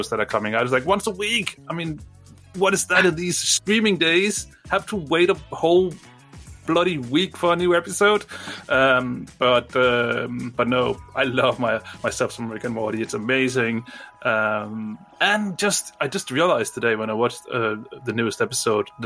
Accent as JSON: {"language": "English", "country": "Denmark", "first_language": "Danish", "second_language": "English", "said": "I'm Danish. I'm from Denmark."}